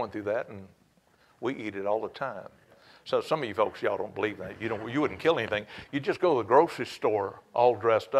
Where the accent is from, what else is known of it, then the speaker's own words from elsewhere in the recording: Cajun, Louisiana, United States; you can tell that I'm a Cajun